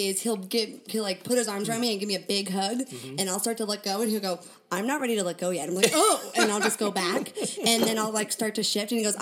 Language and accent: English; Ashland, Oregon, United States; also born or lived in Concord, California / Walnut Creek, California; I grew up in Ashland, Oregon